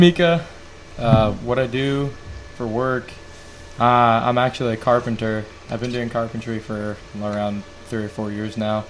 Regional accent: Oxnard, California, United States; also born or lived in Manchester, New Hampshire; I grew up there for a long time up until I was in like third or fourth grade

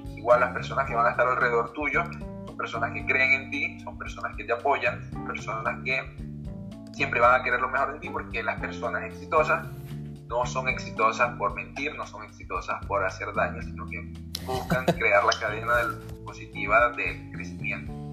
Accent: Venezuela; moved away as an adult; now in Peru; Yo soy de Venezuela, tengo 26 años.

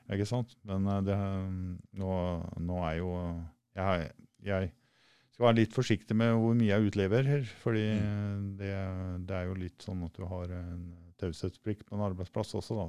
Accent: Rakkestad, Østfold, Norway; moved away; er fra Rakkestad opprinnelig

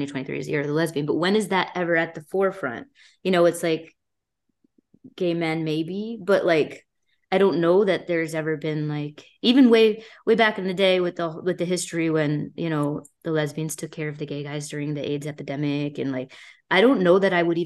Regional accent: Watertown, Massachusetts, United States; I grew up in Watertown, Massachusetts.

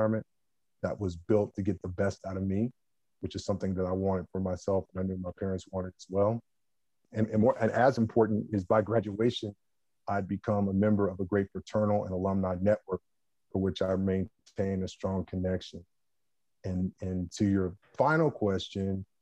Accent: Columbus, Ohio, United States; my hometown

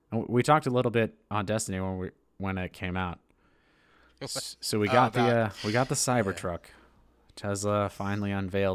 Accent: Hawaii, United States; I grew up in Hawaii.

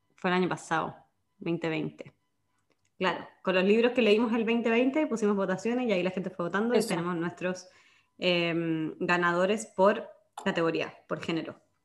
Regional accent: Chile

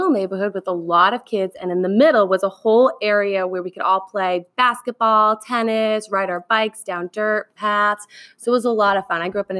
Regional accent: Cape Cod, Massachusetts, United States; I grew up on Cape Cod, so I'm around the beaches all the time

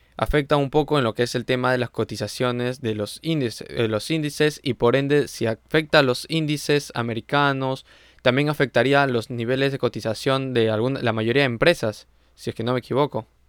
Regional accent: Peru; nosotros como peruanos también estamos manejando lo que es ese sector de agricultura

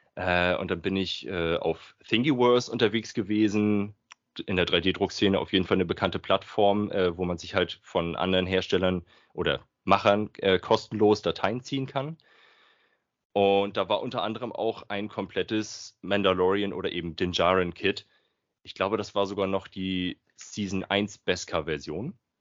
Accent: Flensburg, Schleswig-Holstein, Germany; ich komme aus Flensburg. Ganz oben aus dem Norden des Nordens.

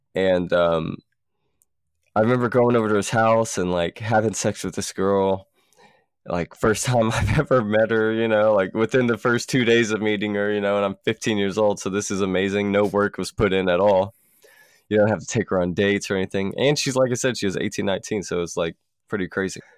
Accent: Columbus, United States; from where we're from, you know, back in Columbus

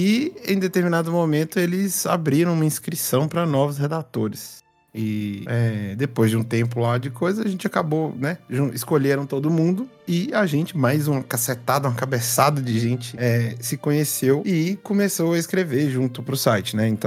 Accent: João Monlevade, Minas Gerais, Brazil; now in Belo Horizonte, Brazil

